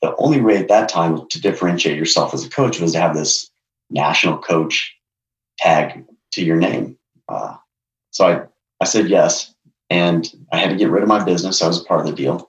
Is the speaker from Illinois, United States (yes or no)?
no; Durango, Colorado, United States; I was born in Durango, so I'm part of the Durango contingent.